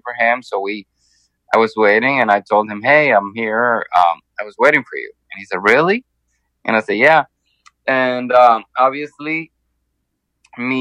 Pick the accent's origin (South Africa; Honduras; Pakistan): Honduras; now in Miami, United States; my home country, Honduras.